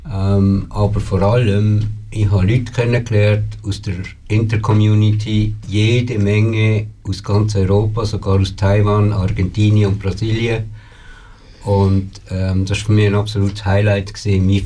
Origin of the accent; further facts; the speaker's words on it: Switzerland; du hast als Schweizer einfach immer müssen erklären, geht bei uns auch, aber einfach zehn Jahre länger als bei euch.